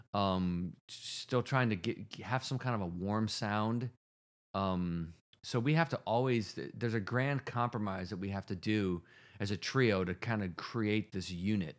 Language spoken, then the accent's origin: English; Rochester, New York, United States; Roberts Wesleyan College in Rochester, New York, my hometown